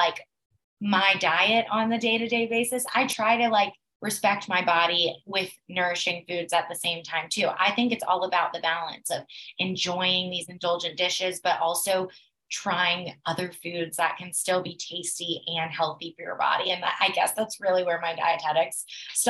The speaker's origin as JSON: {"language": "English", "town": "Atlanta", "region": "Georgia", "country": "United States", "said": "I'm from Atlanta, you know, the biggest, busiest airport in the world"}